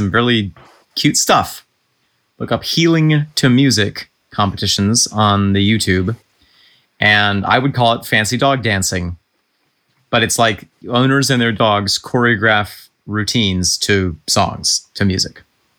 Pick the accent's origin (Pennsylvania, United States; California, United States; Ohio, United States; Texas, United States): Texas, United States; Dallas; The first time was in 2005 at the historic Majestic Theater in my hometown of Dallas, Texas.